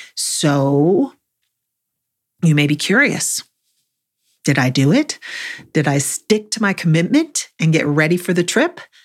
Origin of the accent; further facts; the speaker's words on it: Buffalo, New York, United States; now in North Carolina, United States; I grew up in Buffalo